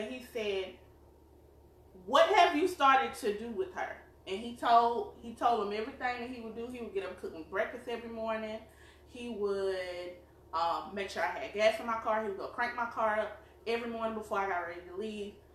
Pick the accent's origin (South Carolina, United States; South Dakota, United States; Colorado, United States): South Carolina, United States; we are from South Carolina. You probably tell by our accents